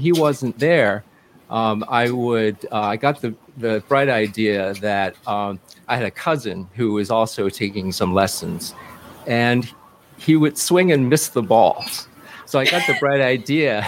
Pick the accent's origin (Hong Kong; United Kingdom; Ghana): Hong Kong; now in New York, United States; I was born in Hong Kong